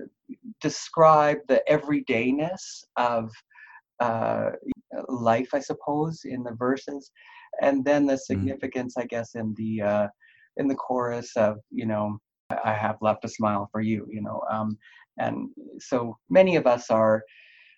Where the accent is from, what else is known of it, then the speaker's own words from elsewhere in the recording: Halifax, Nova Scotia, Canada; also born or lived in Vancouver, British Columbia; now in Saskatchewan, Canada; I grew up in Halifax, so that would be on the East Coast.